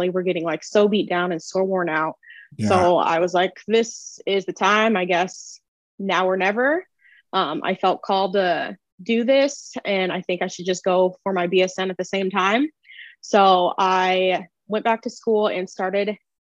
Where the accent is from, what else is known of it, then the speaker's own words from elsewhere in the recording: Omaha, Nebraska, United States; now in St. Louis, United States; I am originally from Omaha, Nebraska, but I currently live in St. Louis.